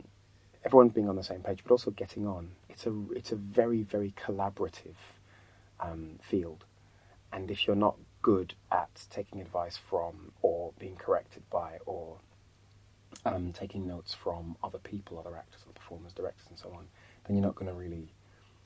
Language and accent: English; Birmingham, West Midlands, United Kingdom; coming from Birmingham, because of my upbringing, you know, where I live in a council estate